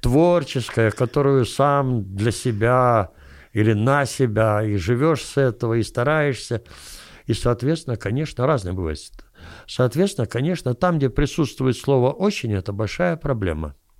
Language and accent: Russian; Kyiv, Ukraine; я киевлянин